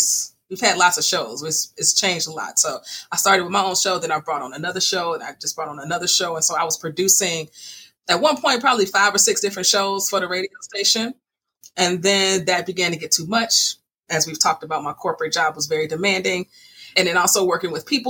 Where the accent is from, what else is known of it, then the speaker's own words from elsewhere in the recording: Chicago, Illinois, United States; I was raised by my mom and dad, south side of Chicago